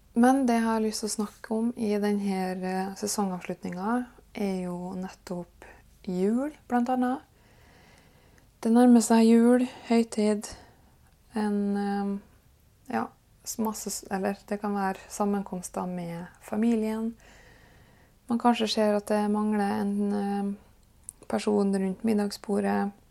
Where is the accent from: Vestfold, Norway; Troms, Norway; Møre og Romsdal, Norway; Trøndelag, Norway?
Møre og Romsdal, Norway; Kristiansund; born or raised there; moved away